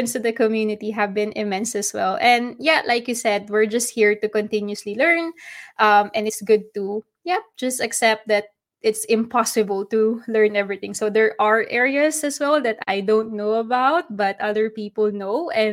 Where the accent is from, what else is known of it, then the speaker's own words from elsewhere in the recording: Philippines; I'm from the Philippines, so adobo is our national dish